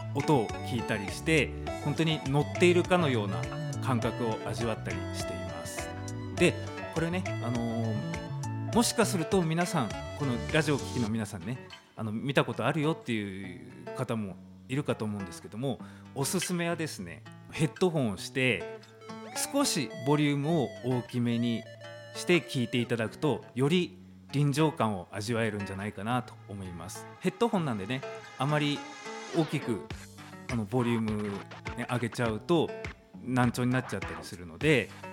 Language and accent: Japanese; Tomakomai, Hokkaido, Japan; 苫小牧生まれ、苫小牧育ちです